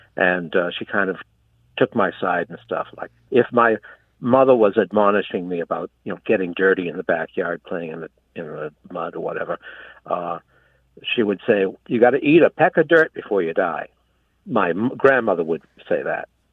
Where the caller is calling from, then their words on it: Cape Cod, Massachusetts, United States; I'm calling from Cape Cod